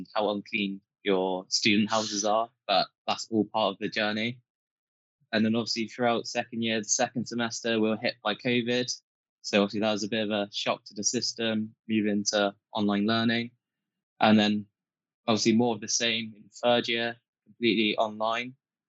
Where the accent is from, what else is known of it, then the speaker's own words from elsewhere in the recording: Bristol, South West England, United Kingdom; I came into UWE being from Bristol, so I'm a Bristol boy. Even despite being from Bristol, I moved into accommodation